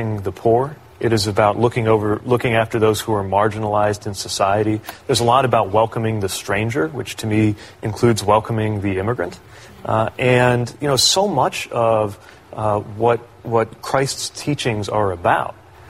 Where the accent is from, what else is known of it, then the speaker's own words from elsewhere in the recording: Indiana, United States; growing up in Indiana